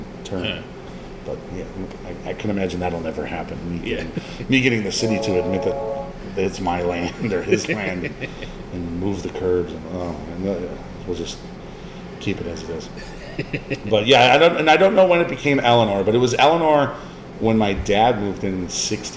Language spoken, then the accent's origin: English; Chicago, Illinois, United States; born or raised there; moved away as an adult